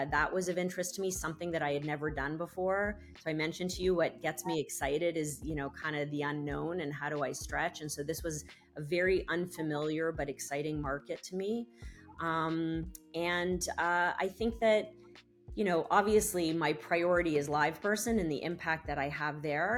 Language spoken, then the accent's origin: English; Canada; I'm Canadian